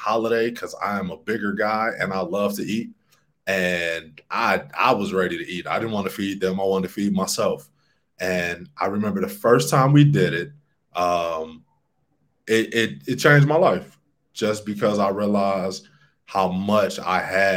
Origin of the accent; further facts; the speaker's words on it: Alton, Illinois, United States; now in Medellin, Colombia; I grew up in Alton, Illinois, a little town no one has probably heard of.